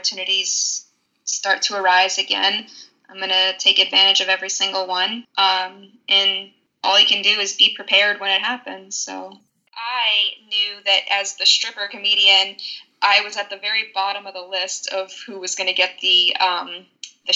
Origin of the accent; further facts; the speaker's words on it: New York City, New York, United States; I'm from New York City